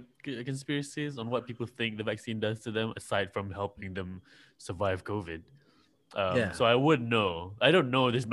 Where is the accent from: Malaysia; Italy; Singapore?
Malaysia; I am from Malaysia.